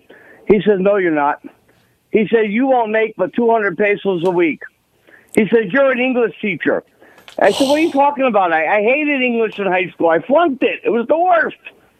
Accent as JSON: {"language": "English", "country": "United States", "tie": "born or raised there", "also_born_or_lived": "Mexico", "moved": "as an adult", "said": "And I'm an American, born and raised for generation after generation."}